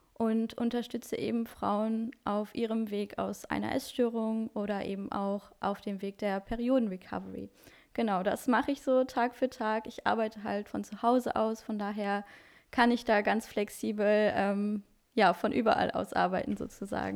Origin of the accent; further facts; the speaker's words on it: Luxembourg; German is a second language; now in Wuppertal, Germany; ich bin 23 Jahre und komme ursprünglich aus Luxemburg, also auch gar nicht aus Deutschland. Deswegen Deutsch ist auch nicht meine Muttersprache